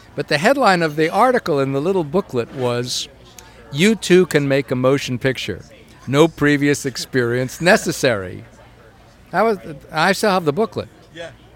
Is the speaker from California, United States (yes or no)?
no; New York, United States; growing up in New York